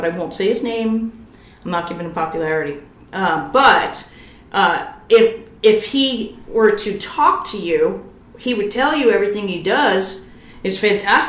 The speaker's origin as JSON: {"language": "English", "region": "New York", "country": "United States", "said": "I'm from New York"}